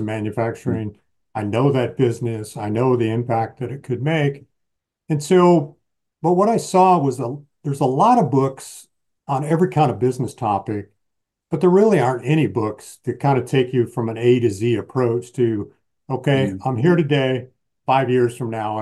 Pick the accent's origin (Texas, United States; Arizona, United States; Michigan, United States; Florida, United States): Michigan, United States; I grew up in the Midwest in Michigan